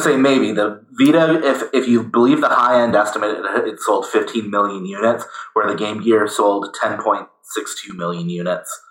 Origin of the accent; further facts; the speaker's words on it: United States; I'm American